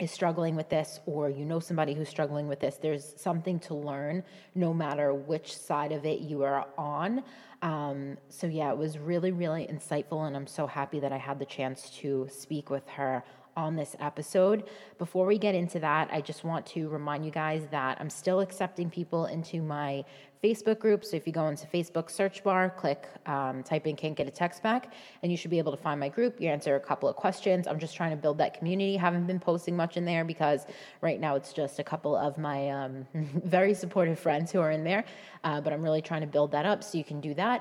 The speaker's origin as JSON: {"language": "English", "region": "New York", "country": "United States", "tie": "born or raised there", "accent": "tame", "moved": "yes", "lives_now": "New Jersey, United States", "said": "I live in New Jersey, but I grew up in New York, and I have the most tame accent"}